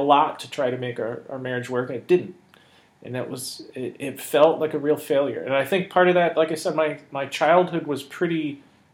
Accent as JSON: {"language": "English", "region": "Michigan", "country": "United States", "tie": "born or raised there", "moved": "yes", "lives_now": "Arizona, United States", "said": "I grew up in Michigan, very blue collar, auto industry"}